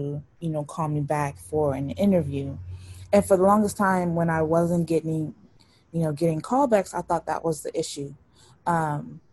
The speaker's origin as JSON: {"language": "English", "town": "Los Angeles", "region": "California", "country": "United States", "tie": "born or raised there", "said": "I grew up in South Central"}